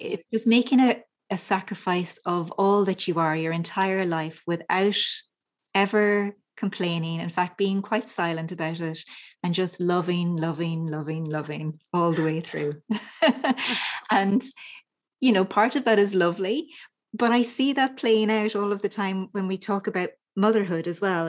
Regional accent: Ireland; as a little girl growing up in Ireland

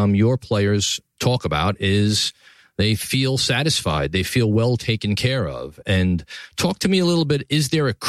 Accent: New York City, New York, United States; downtown New York City, Tribeca, my hometown, the greatest city in the world

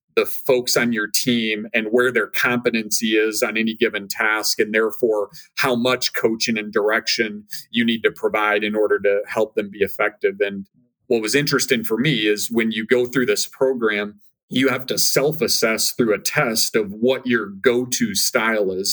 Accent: Minnesota, United States; moved away as an adult; I born and raised in Minnesota

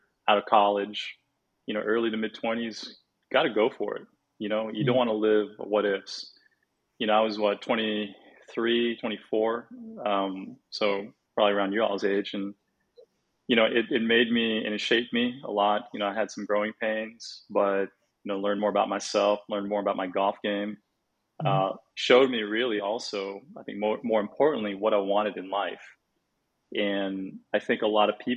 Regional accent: San Jose, California, United States; first language Indonesian; also born or lived in Jakarta, Indonesia / Santa Rosa, California / Singapore / Sydney, Australia; I grew up in the Bay Area. I grew up in San Jose, California for 10 years, and then Santa Rosa.

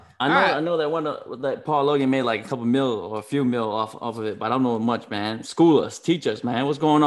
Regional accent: Tonga; now in United States; I come from Tonga.

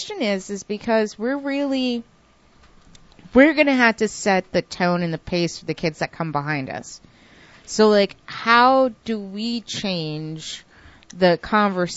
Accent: New York, United States; I'm from New York

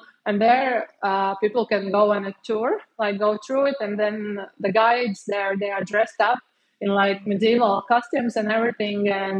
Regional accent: Cēsis, Latvia; moved away as an adult; also born or lived in Bangkok, Thailand; now in Bali, Indonesia; there's a river flowing from Sigulda down to Cēsis, where I'm from.

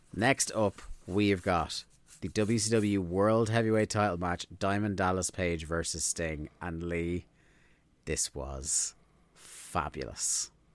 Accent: Ireland; we're Irish.

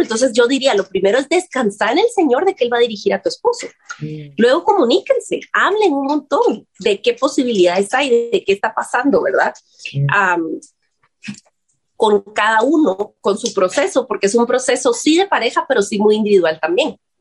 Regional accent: Guatemala; decimos aquí en Guatemala

